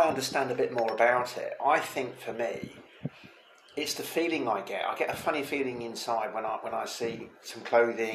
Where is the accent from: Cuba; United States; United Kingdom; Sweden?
United Kingdom; England; moved away as an adult; now in Costa Blanca, Spain; I'm an English T-girl living out here in the sunny Costa Blanca in Spain